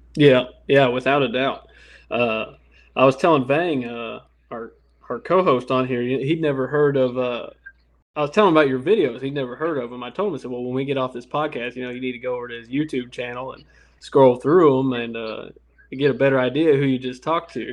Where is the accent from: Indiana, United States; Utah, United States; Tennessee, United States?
Indiana, United States; now in Louisiana, United States; I'm from Indiana